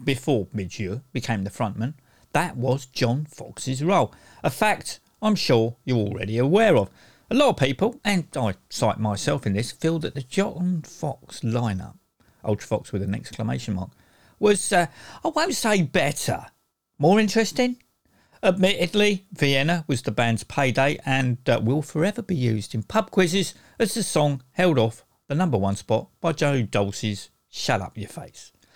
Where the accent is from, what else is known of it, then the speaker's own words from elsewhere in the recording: United Kingdom; I say shop as opposed to store because I'm British